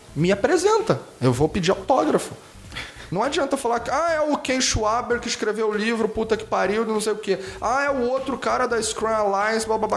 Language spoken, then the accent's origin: Portuguese; Rio de Janeiro, Brazil; accent: carioca; Eu sou carioca, tá? E meu sotaque não nega.